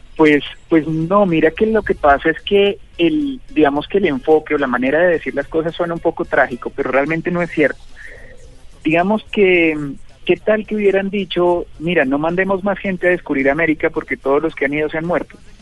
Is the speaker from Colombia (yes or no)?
yes; Colombia